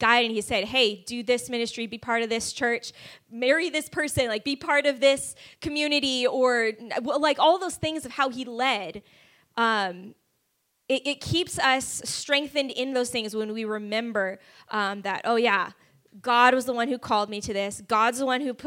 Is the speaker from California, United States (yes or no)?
yes; California, United States; moved away as an adult; also born or lived in Kansas City; now in Dallas–Fort Worth, United States; So I grew up in California, did school in Kansas City, and then moved here 6 years ago